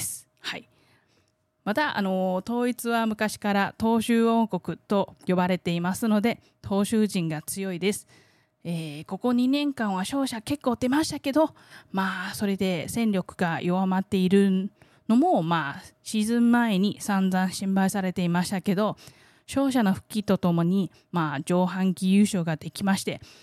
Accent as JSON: {"language": "Japanese", "country": "Taiwan", "tie": "born or raised there", "said": "台湾生まれ台湾育ち"}